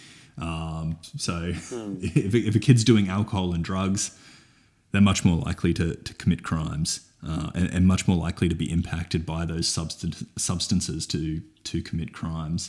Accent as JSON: {"language": "English", "town": "Toowoomba", "region": "Queensland", "country": "Australia", "said": "I am from Toowoomba"}